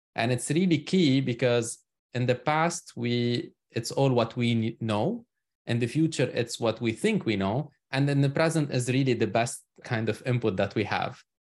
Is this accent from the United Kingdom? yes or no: no; Lebanon; moved away as an adult; now in United States; I'm originally from Lebanon. So that's where I was born and spent most of my life. I emigrated to the U S almost now thirteen years ago.